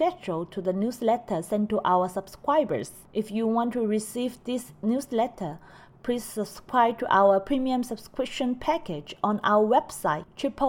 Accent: southern China, China; now in Shanghai, China; So I was back to my hometown in the south of China to be with my family.

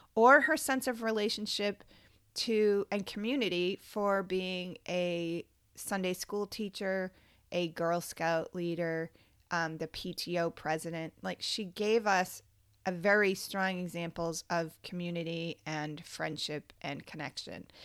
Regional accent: Cape Cod, Massachusetts, United States; also born or lived in Orleans, Massachusetts; Growing up on Cape Cod was a magical experience

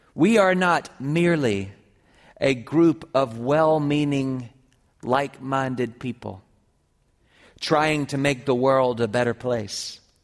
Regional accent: Columbia, South Carolina, United States; moved away; I grew up with her in Columbia, South Carolina

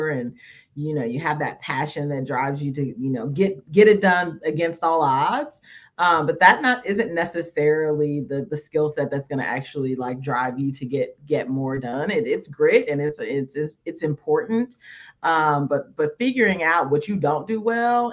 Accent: California, United States; I grew up in California

